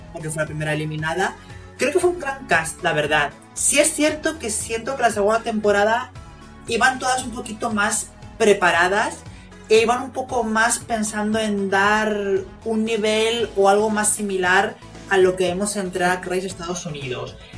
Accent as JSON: {"language": "Spanish", "region": "Canary Islands", "country": "Spain"}